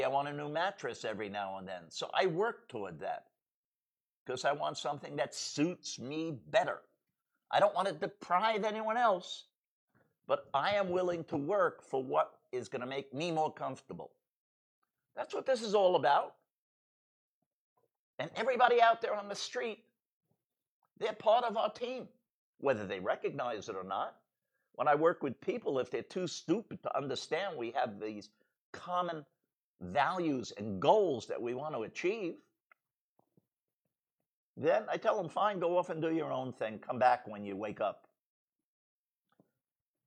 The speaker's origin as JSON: {"language": "English", "country": "United States", "said": "I'm an American"}